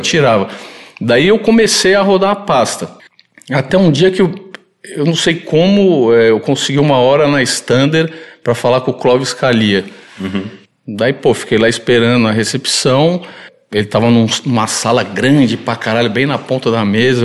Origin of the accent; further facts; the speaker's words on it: São Paulo, Brazil; Eu nasci aqui em São Paulo